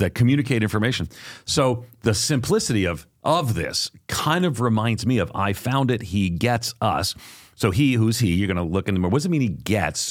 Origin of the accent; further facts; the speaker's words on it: Long Island, outside of New York City, United States; I grew up on Long Island outside of New York City